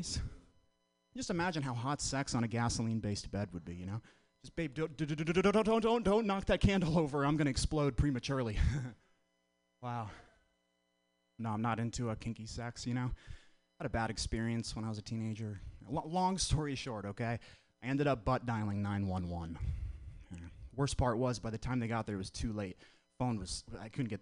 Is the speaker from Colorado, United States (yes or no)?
no; Vermont, United States; moved away as an adult; now in San Francisco, United States; I'm from the whitest state in the union, Vermont. I'm from the Northeast. I came all the way out to San Francisco last year. It's a weird place to grow up